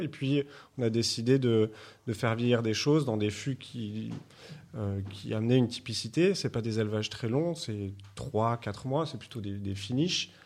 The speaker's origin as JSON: {"language": "French", "region": "Martinique", "country": "France", "tie": "born or raised there", "also_born_or_lived": "Lot-et-Garonne / Condom, Gers", "moved": "yes", "said": "j'ai grandi en Martinique"}